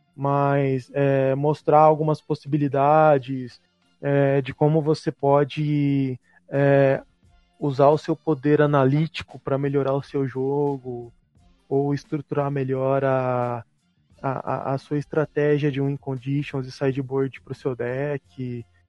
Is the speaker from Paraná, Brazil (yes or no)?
no; Mogi Mirim, São Paulo, Brazil; eu sou de, de natural de, de Mojimirim